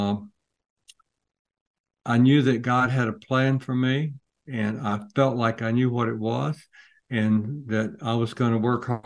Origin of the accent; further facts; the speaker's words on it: between Athens and Commerce, North Georgia, United States; I grew up in North Georgia, kind of the Red Hills. It's not the real hills, but it was red and a little bit hilly between Athens and Commerce, Georgia.